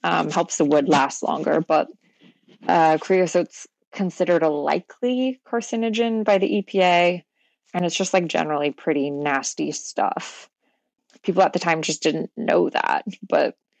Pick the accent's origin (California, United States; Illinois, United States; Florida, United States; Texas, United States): Texas, United States; Houston; I grew up in Houston